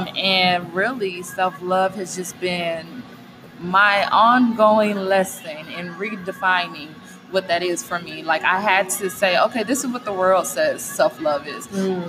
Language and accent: English; Southwest, United States; Yes, I am from the Southwest, girl.